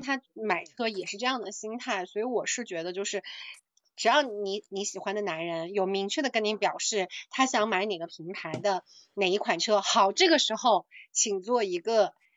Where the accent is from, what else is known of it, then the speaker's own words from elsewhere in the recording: Jiangxi, China; 我的家乡